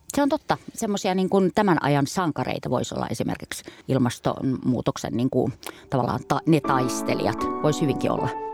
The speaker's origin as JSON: {"language": "Finnish", "town": "Kuusamo", "region": "North Ostrobothnia", "country": "Finland", "tie": "born or raised there", "said": "mä oon Kuusamosta kotosi"}